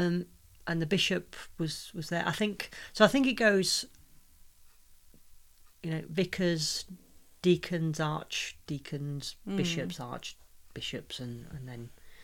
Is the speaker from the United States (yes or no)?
no; United Kingdom; we're British.